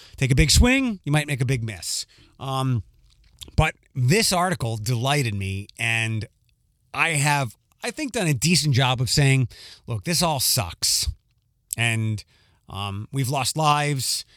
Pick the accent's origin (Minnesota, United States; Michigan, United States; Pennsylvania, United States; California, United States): Pennsylvania, United States; Philadelphia; now in Toledo, United States; I grew up in Northeast Philadelphia, Northeast Philly